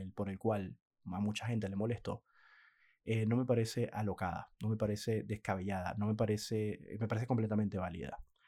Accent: Venezuela; moved away as an adult; now in Argentina; Yo que soy venezolano, aunque ya no vivo en Venezuela desde hace muchos años

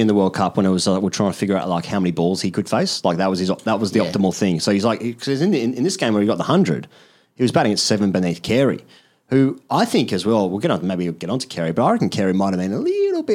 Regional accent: Australia; Because I'm Australian

